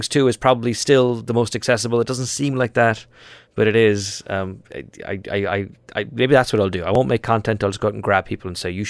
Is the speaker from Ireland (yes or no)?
yes; Ireland; moved away; because I'm Irish.